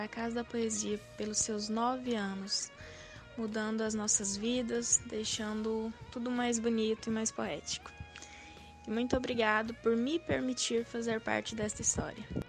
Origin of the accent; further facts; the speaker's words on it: interior of Goiás, Brazil; sou do interiorzinho de Goiás